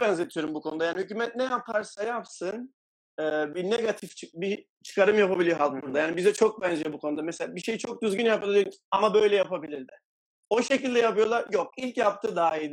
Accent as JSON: {"language": "Turkish", "region": "Adana", "country": "Turkey", "moved": "as an adult", "lives_now": "Valencia, Spain", "said": "31 yaşındayım, Adanalıyım."}